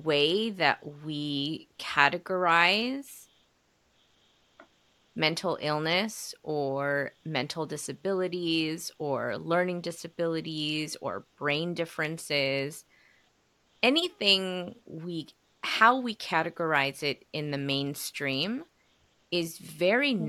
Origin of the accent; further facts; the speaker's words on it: United States; I was born and raised in the United States, everybody in my house spoke Korean